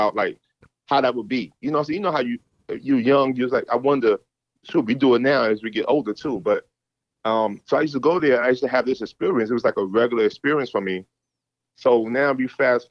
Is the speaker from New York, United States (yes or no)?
yes; New York City, New York, United States; moved away as an adult; also born or lived in Norfolk, Virginia; I'm from Harlem. I'm from New York.